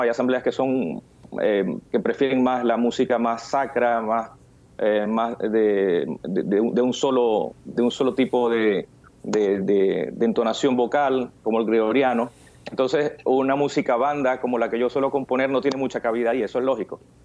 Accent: Barinas, Venezuela; moved away as an adult; now in Miami, United States; yo nací en Venezuela, en la ciudad de Barinas.

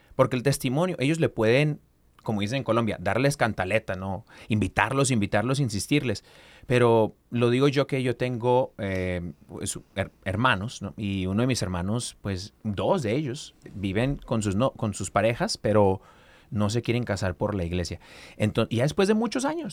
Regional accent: Mexico; Como buen mexicano

